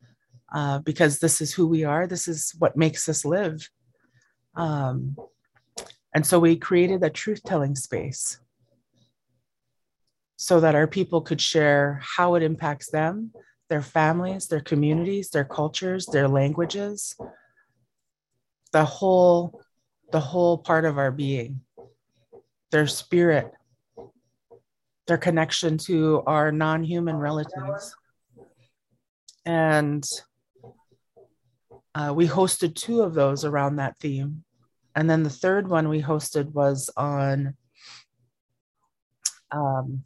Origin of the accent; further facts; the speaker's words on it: Southeast Alaska, United States; I come from Qihkwan in the heart of Tlingit Ani in Southeast Alaska